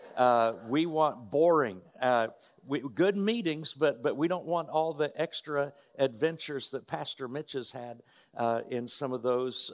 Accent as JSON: {"language": "English", "region": "north central Indiana", "country": "United States", "tie": "born or raised there", "moved": "as an adult", "lives_now": "Oklahoma, United States", "said": "we grew up in north central Indiana"}